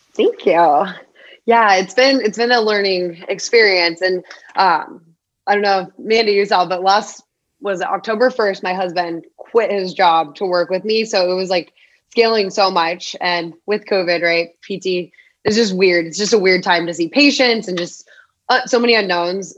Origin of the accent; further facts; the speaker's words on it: Phoenix, Arizona, United States; Born and raised in Arizona